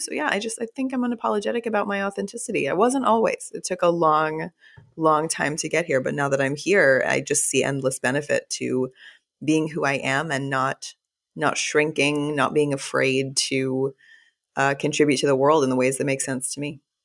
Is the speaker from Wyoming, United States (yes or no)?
no; Texas, United States; also born or lived in Fort Worth / Austin / Los Angeles / Chicago; now in New Orleans, United States; I'm from the South as well, I was born and raised in Texas, and I live